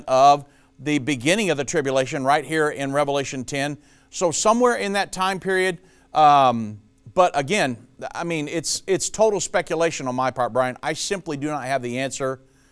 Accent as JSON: {"language": "English", "town": "Richmond", "region": "Indiana", "country": "United States", "tie": "born or raised there", "said": "I'm actually a Hoosier. I was born and raised in Richmond, Indiana"}